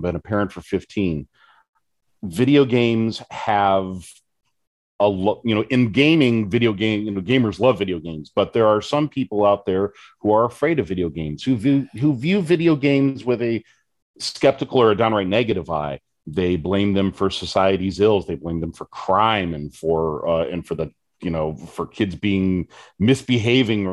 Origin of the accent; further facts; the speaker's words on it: West Coast, United States; now in Michigan, United States; I'm originally from the West Coast